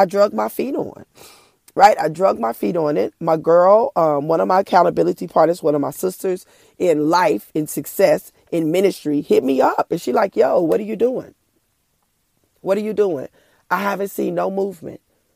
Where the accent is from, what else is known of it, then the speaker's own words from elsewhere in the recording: Oklahoma, United States; I'm from Oklahoma